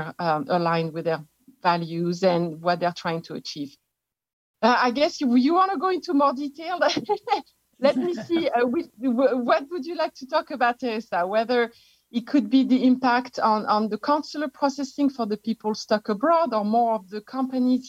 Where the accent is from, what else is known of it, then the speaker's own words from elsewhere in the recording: France; accent: French; English is a second language; moved away as an adult; now in United States; I am actually an expatriate from France. You can tell from my accent. I've been living in the US for 27 years